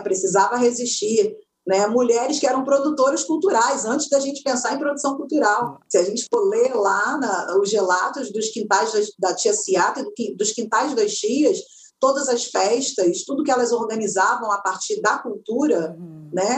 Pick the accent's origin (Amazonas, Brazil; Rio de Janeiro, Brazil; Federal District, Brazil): Rio de Janeiro, Brazil; São João de Meriti; eu nasci em São João de Meriti, naquele quintal de terra batida